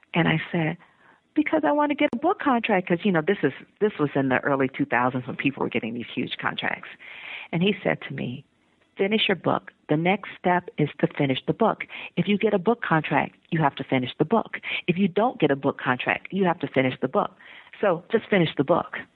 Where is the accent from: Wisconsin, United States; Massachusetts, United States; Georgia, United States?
Georgia, United States; Atlanta; moved away as an adult; also born or lived in Iowa / Texas; I'm from Atlanta, and I was living in Iowa.